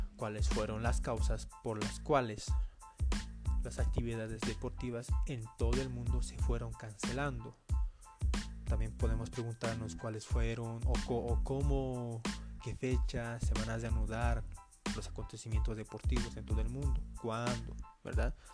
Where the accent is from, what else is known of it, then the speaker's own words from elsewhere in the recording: Bolivia; yo soy acá de Bolivia